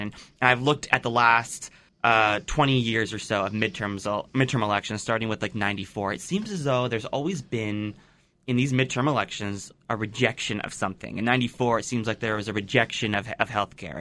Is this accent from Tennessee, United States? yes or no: no; Pennsylvania, United States; my home state of Pennsylvania